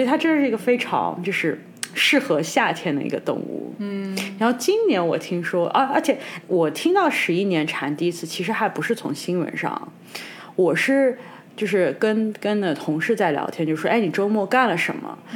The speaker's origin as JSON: {"language": "Chinese", "country": "China", "tie": "born or raised there", "said": "成长在中国"}